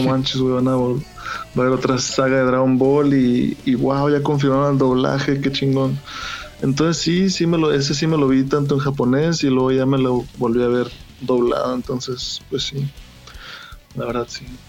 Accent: Hermosillo, Sonora, Mexico; accent: Sonoran; a pesar de que soy sonorense trataba de no hablar como sonorense

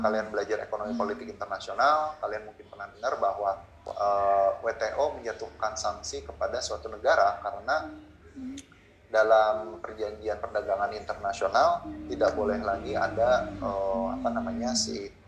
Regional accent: West Java, Indonesia; saya orang Sunda

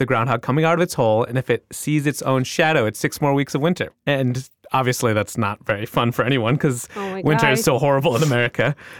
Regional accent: Pakistan; I am from one of those Stan countries. I'm from Pakistan.

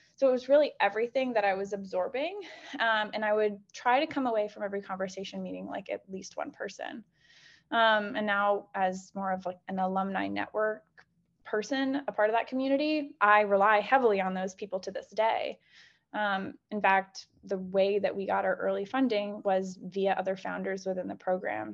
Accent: Chicago, Illinois, United States; moved away; I'm originally from Chicago.

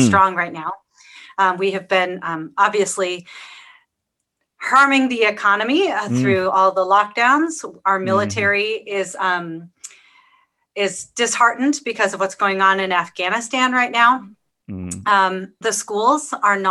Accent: Pacific Northwest, United States; I grew up in the Pacific Northwest

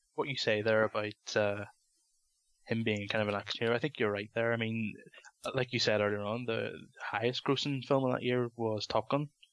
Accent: London, United Kingdom; moved away; we used to go to a video shop in London where I used to live

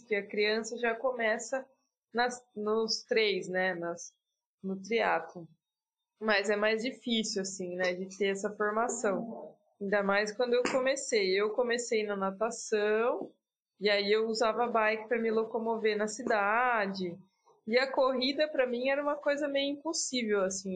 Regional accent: Piracicaba, São Paulo, Brazil; now in Campinas, Brazil; Nasci em Piracicaba. Hoje eu moro em Campinas

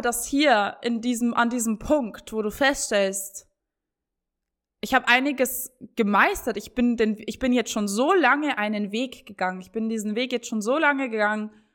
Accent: Bavaria, Germany; ich komme aus Bayern

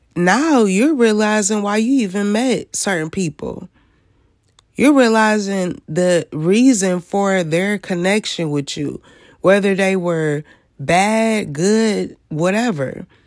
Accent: Michigan, United States; I am from Michigan

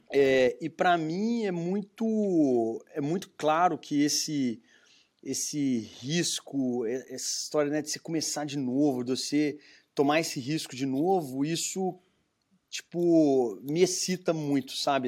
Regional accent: Belo Horizonte, Minas Gerais, Brazil; accent: mineiro; moved away as an adult; now in United States; vê pelo meu sotaque, sou de sou mineiro, né, de uhum. Belo Horizonte

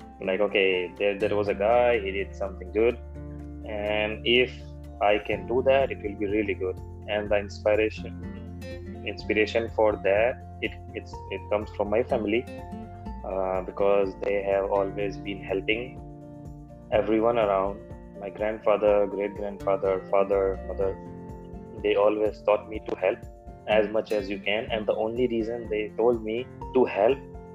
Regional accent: India; I'm from India.

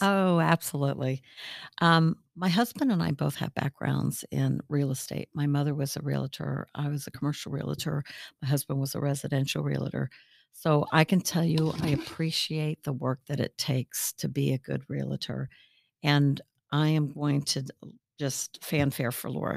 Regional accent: Northern California, United States; also born or lived in Williamsburg, Virginia / Richmond, Virginia / New Jersey; now in Lakewood Ranch, United States; I'm originally from Northern California.

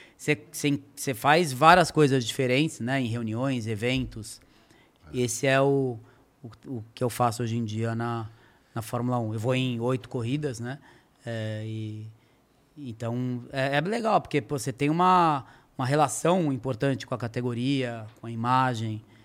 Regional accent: Brazil; moved away; also born or lived in Europe; em ter voltado para o Brasil

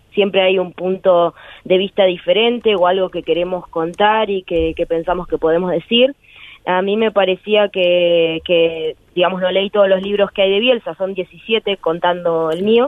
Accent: Berazategui, Buenos Aires Province, Argentina; also born or lived in Quilmes; nací en Quilmes, pero toda mi vida transcurrió en Berazategui

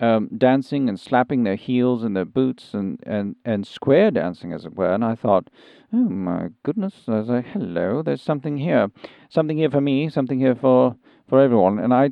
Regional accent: South East England, United Kingdom; now in United States; I'm from Sussex.

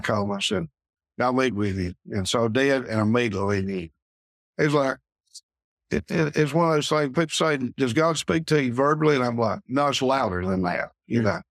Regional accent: Pickens, South Carolina, United States; in church I grew up in Mountain Grove Baptist up above Pickens

